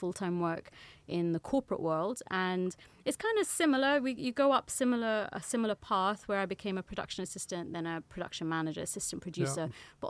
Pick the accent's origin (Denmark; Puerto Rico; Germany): Germany; born there; I was born in Germany, which makes it even more confusing.